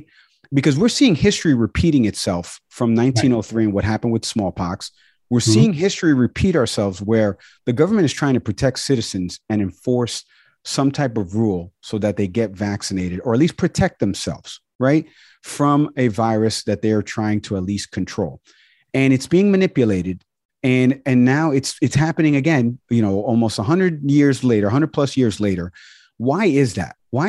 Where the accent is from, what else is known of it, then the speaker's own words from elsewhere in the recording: New York City, New York, United States; Where I grew up in the Bronx